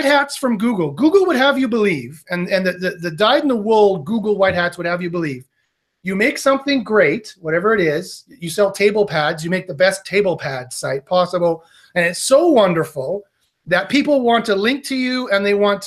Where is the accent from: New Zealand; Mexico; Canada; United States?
Canada; I'm Canadian